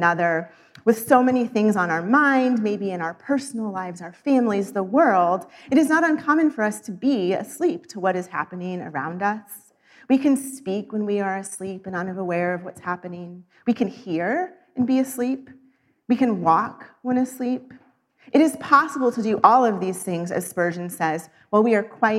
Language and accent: English; Missouri, United States; moved away; also born or lived in Arizona; I grew up in Missouri, where daylight savings is practiced, but for 16 years lived in Arizona